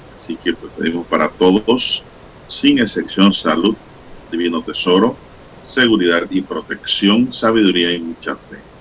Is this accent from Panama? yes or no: yes; Rufina Alfaro, Panama; mi pueblo Rufín Alfaro